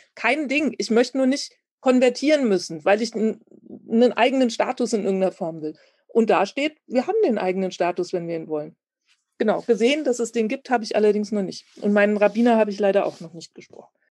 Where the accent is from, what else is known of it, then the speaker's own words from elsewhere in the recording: Germany; Ich bin als deutsches Mädchen in Deutschland geboren